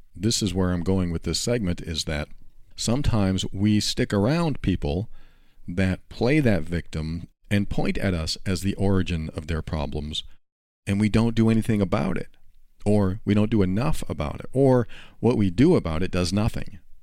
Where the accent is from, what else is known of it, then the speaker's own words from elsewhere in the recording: New Hampshire, United States; moved away as an adult; also born or lived in Florida; I was moving from New Hampshire to Florida at the time